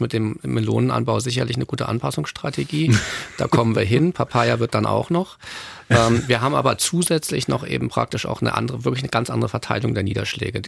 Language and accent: German; Northern Germany, Germany; moved away; ich komme selber aus Norddeutschland